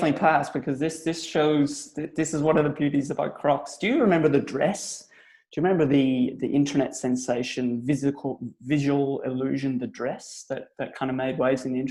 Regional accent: Belfast, Northern Ireland, United Kingdom; now in Australia; So I'm Irish. I'm from Belfast. I'm a Belfast boy. But I've been in Australia now for over 16 years, nearly 18 years now.

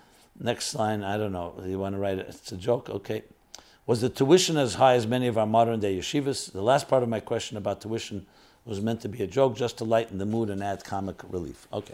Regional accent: New York City, New York, United States; I was born in New York City and lived in Crown Heights for many years, but I never felt I belonged there.

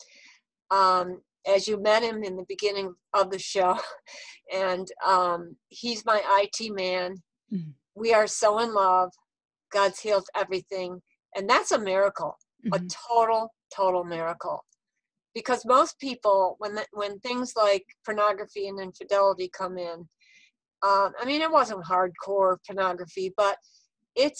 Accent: Texas, United States; people I grew up with in Texas

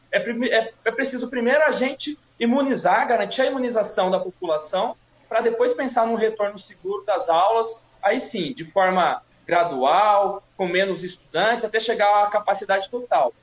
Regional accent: Suzano, São Paulo, Brazil; nasci e cresci em Suzano

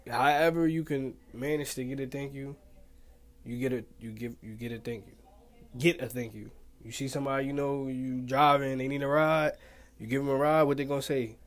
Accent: Pleasantville, New Jersey, United States; I'm from Pleasantville, New Jersey

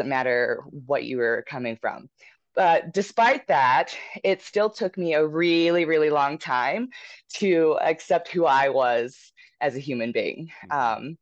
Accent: West Virginia, United States; moved away as an adult; now in Denver, United States; I'm from West Virginia. So I moved out to Denver in 2017. And so, you know, growing up in West Virginia

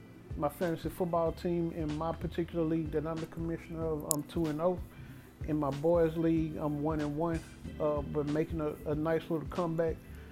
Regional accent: Dallas, Texas, United States; My hometown Dallas Cowboys

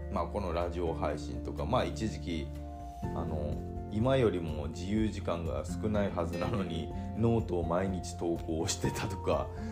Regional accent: islands of Nagasaki, Japan; moved away as an adult; also born or lived in Aichi; 田舎から出てきて、本当に長崎の島の方から出てきて、愛知にね、高校卒業して、愛知の、まあ、自動車メーカーに入って

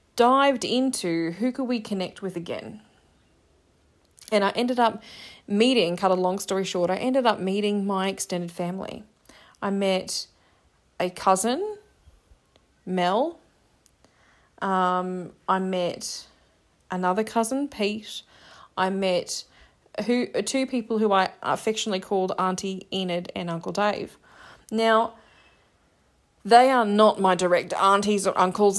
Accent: Australia; I'm Australian

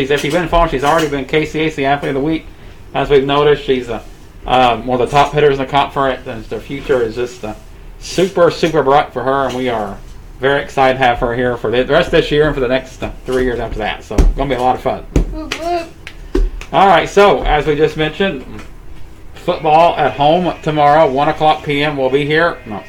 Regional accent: United States; also born or lived in Oklahoma / Kansas; now in Wichita, United States; I've lived in Oklahoma and Kansas all my life now

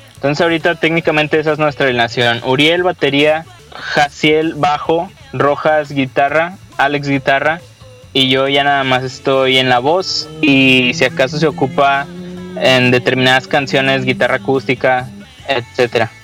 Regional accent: Monterrey, Nuevo León, Mexico; somos cinco chavos de Monterrey

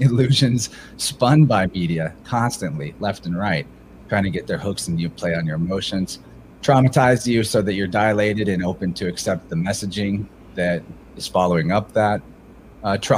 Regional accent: Midwest, United States; I'm like the type of 31-year-old male that you would have expected everything about their life journey growing up in the Midwest.

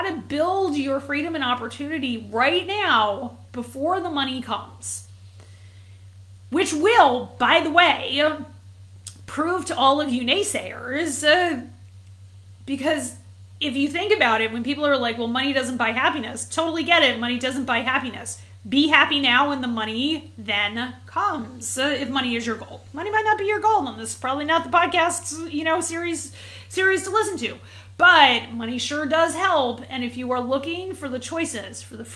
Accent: New England, United States; I grew up in New England

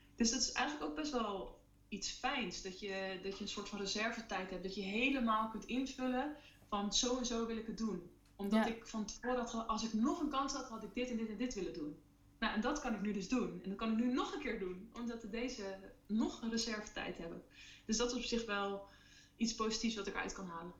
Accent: Netherlands; en wij als Nederlanders

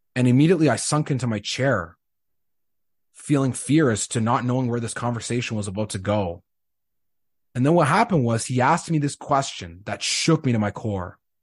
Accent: Winnipeg, Manitoba, Canada; moved away as an adult; also born or lived in Saskatchewan; Growing up in Winnipeg, you grow up as a Bombers fan

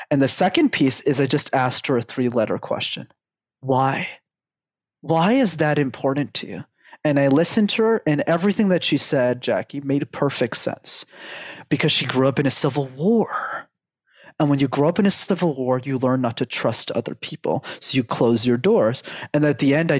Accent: Canada; I was born and raised in Canada, first world country.

